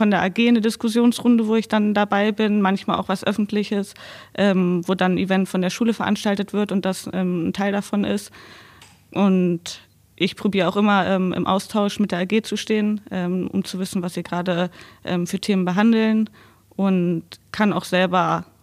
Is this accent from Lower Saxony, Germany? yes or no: yes; Landkreis Wolfenbüttel, Lower Saxony, Germany; also born or lived in Braunschweig / Wolfsburg; Landkreis Wolfenbüttel.